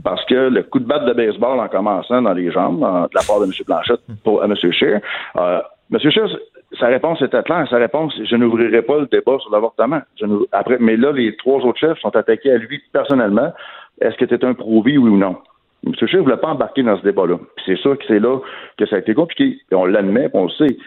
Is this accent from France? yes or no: no; Quebec, Canada; chez nous, au Québec